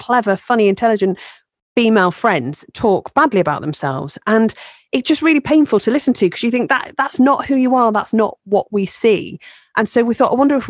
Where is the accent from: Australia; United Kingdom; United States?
United Kingdom; we're British